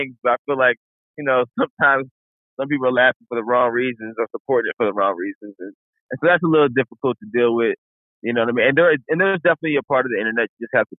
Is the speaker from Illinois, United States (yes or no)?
yes; Chicago, Illinois, United States; I'm from Chicago